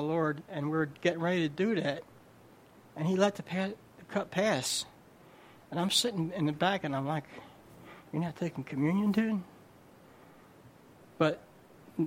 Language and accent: English; New Jersey, United States; I'm from Jersey